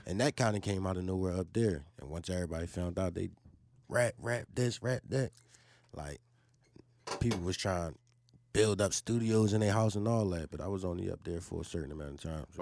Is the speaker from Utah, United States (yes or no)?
no; Philadelphia, Pennsylvania, United States; I'm from Huntington Park, man. North Philly